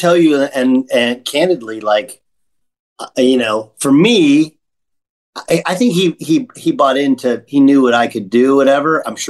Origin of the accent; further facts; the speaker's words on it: Orange County, Southern California, United States; I grew up in Orange County in Southern California